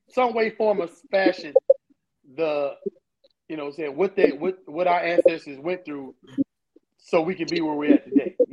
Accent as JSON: {"language": "English", "town": "Pensacola", "region": "Florida", "country": "United States", "tie": "born or raised there", "said": "That's Pensacola, man. For real. I'm, I'm, that's my hometown, bro."}